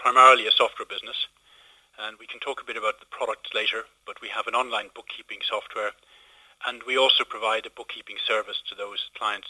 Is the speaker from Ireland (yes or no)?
yes; Moone, County Kildare, Ireland; In a little village called Moon, County Kildare.